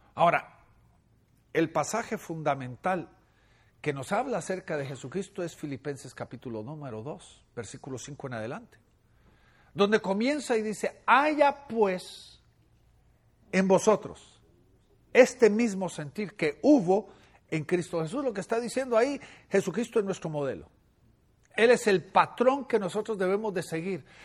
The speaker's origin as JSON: {"language": "Spanish", "country": "Guatemala", "tie": "born or raised there", "moved": "yes", "said": "En Guatemala, mi país natal"}